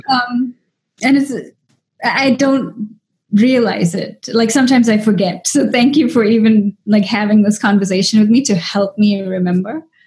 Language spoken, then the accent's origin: English; South Africa; moved away as an adult; also born or lived in Dubai / Taipei; now in United States; as an Indian actress in South Africa